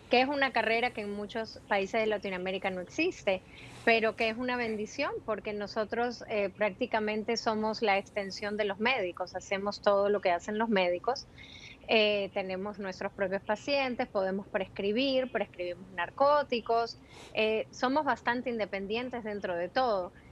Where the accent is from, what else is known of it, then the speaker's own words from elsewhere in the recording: Peru; born there; moved away; also born or lived in Ecuador; yo nacimos en Perú y después nos mudamos a Ecuador, vivimos en Ecuador cinco años y de Ecuador yo vine para aquí.